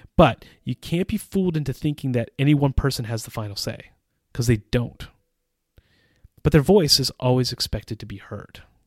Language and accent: English; United States; moved away as an adult; now in Czech Republic; As an American who has lived in the Czech Republic for almost twenty years